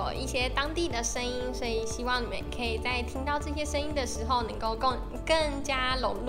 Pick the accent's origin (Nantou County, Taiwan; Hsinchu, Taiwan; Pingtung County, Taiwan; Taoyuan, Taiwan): Taoyuan, Taiwan; moved away as an adult; now in Kaohsiung, Taiwan; 我和尹娟是桃园人。